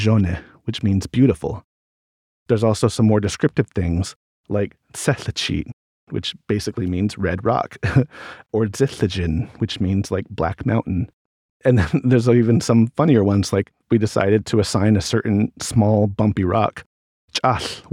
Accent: Holbrook, Arizona, United States; moved away; I grew up in Holbrook, Arizona

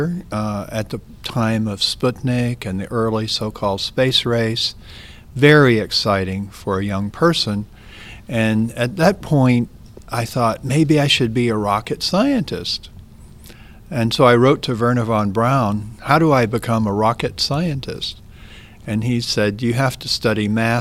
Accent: Mississippi, United States; I grew up in Mississippi, and grew up with my first cousin

